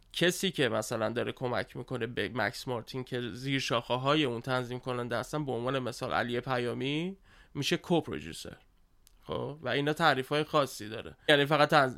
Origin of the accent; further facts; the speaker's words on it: Tehran, Tehran Province, Iran; بزرگ شده تهرانم